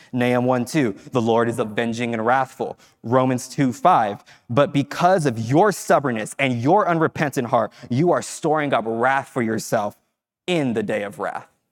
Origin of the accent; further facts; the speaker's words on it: Fresno, California, United States; moved away as an adult; I grew up in Fresno, so I spent time away from Fresno